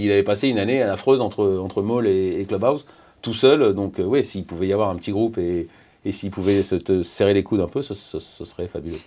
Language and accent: French; France; on est Français